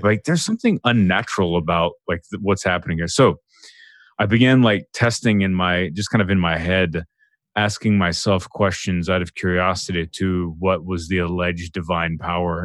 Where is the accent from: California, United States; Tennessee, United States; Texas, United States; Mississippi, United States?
Texas, United States; growing up in Texas